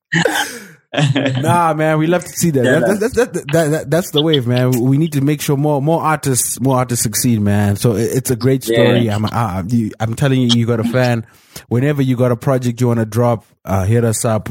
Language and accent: English; Zimbabwe; I'm Zimbabwean, man.